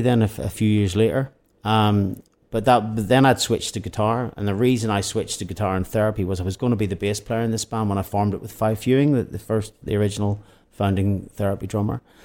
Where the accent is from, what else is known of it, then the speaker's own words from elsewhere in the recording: Northern Ireland, United Kingdom; we are therapy from Northern Ireland